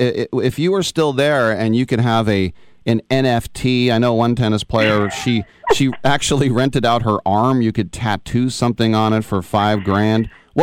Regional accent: Oakland, California, United States; also born or lived in Brooklyn; I'm from Oakland, but I work in San Francisco.

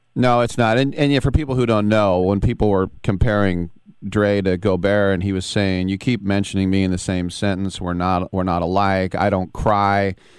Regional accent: Oakland, California, United States; I'm from Oakland

